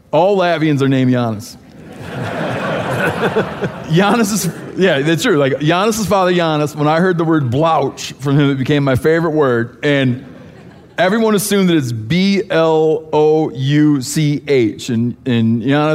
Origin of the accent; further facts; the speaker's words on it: Michigan, United States; I grew up in Michigan